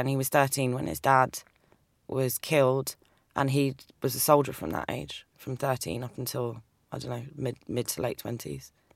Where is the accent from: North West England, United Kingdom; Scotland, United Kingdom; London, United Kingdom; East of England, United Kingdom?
London, United Kingdom; accent: English; moved away as an adult; now in New York, United States; I grew up in London. I'm, I'm, I was born in London, but my parents migrated from, from Cyprus, their Turkish Cypriot